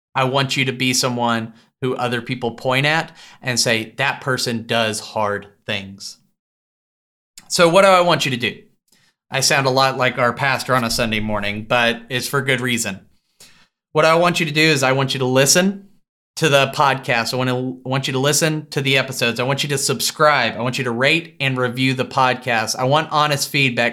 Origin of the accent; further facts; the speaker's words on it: Tyler, Texas, United States; my hometown of Tyler, Texas